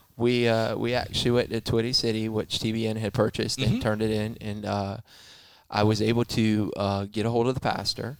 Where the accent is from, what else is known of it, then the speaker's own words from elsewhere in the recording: Fort Pierce, Florida, United States; also born or lived in Melbourne, Florida; I was born in Melbourne, moved to Fort Pierce. I was raised in Fort Pierce